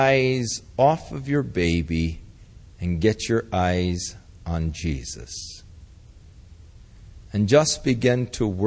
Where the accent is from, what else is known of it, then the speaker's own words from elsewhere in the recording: Ventura, California, United States; I was born in the Big Sisters Hospital in Ventura